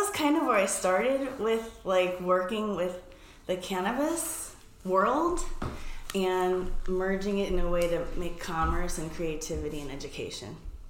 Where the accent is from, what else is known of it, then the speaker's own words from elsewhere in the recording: New York, United States; moved away as an adult; also born or lived in San Francisco; I'm originally from New York.